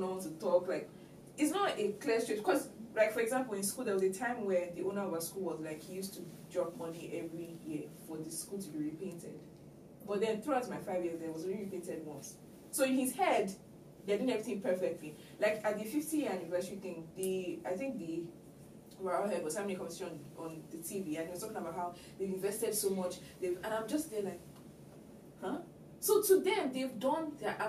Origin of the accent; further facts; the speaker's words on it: Lagos, Nigeria; I grew up in Lagos. I've always been in Lagos.